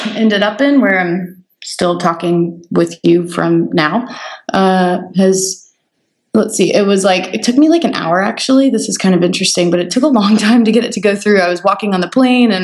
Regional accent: Roswell, Georgia, United States; moved away as an adult; also born or lived in Athens, Georgia / Atlanta; now in San Francisco, United States; I was born and raised in Roswell, Georgia

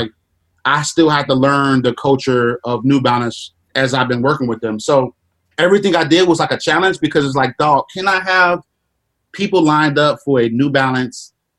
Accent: Chicago, Illinois, United States; It was a lot of people, oh shit, I'm from Chicago again.

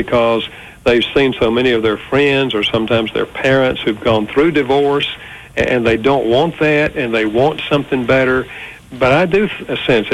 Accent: North Carolina, United States; also born or lived in Winston-Salem, North Carolina; I grew up in North Carolina, but I've been here in Winston-Salem for over 50 years now

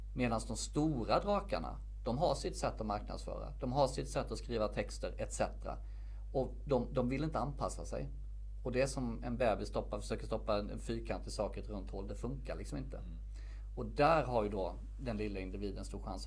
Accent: Värnamo, Jönköping County, Sweden; moved away as an adult; also born or lived in Stockholm; now in Värnamo, Sweden; valde jag att flytta hem från Stockholm till min hemstad Värnamo

